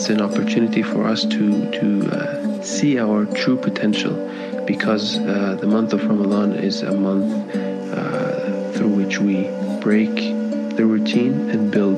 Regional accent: Kuwait; moved away as an adult; now in Canada; I am born and raised in Kuwait, but I moved to Canada when I was just about 18 years old

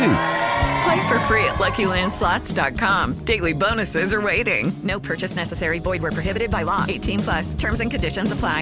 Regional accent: Midwest, United States; now in Florida, United States; I'm from the Midwest. From Iowa, Minnesota

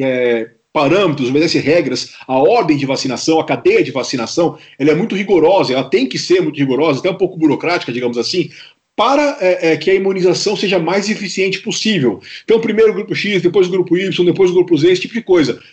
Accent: Brazil; nós, nós como brasileiros

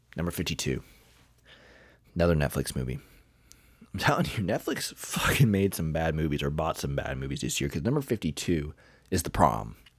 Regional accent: Kentucky, United States; I'm from Kentucky

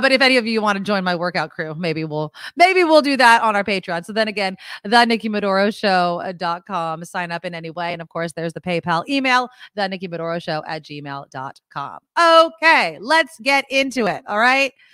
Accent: San Jose, California, United States; here in my hometown of San Jose

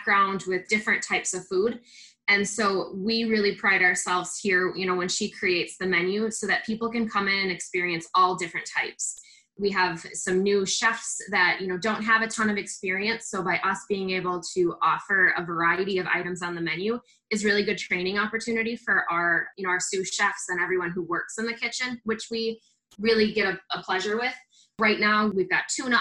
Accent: Hinsdale, Illinois, United States; moved away as an adult; now in La Crosse, United States; I am from Hinsdale, Illinois

